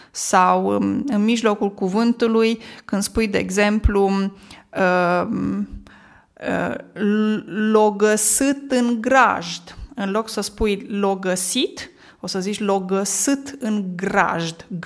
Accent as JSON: {"language": "Romanian", "area": "Moldavia", "region": "Neamț County", "country": "Romania", "accent": "Moldavian", "said": "Un accent care îmi este mie foarte cunoscut. De ce? Pentru că eu vin din Moldova, din Neamț."}